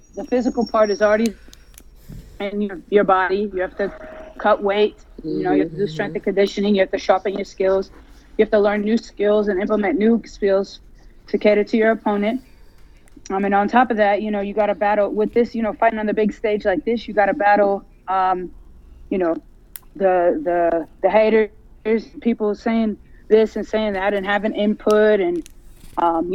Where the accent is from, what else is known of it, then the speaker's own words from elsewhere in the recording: United States; I was born here in America, but my parents are born and raised in Jamaica